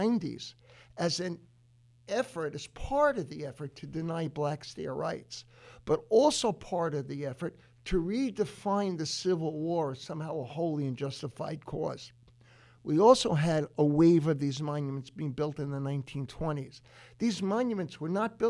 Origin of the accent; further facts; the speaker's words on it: New York City, New York, United States; I was a boy, I grew up in the South Bronx